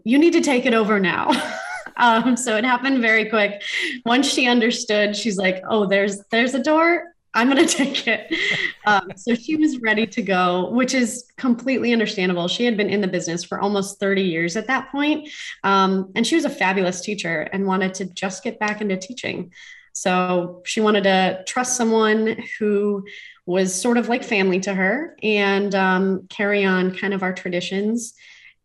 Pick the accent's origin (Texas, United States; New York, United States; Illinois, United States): Illinois, United States; Homer Glen; I grew up dancing in Homer Glen as a young child, spent 15 years in a studio from the ages of 3 to 18